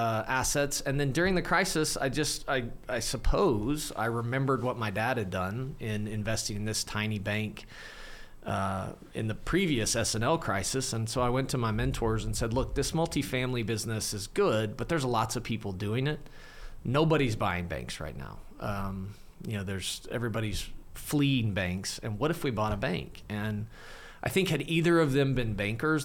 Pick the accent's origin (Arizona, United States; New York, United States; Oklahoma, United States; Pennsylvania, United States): Oklahoma, United States; Clinton; I grew up in Western Oklahoma, a town called Clinton, about 8,500 people.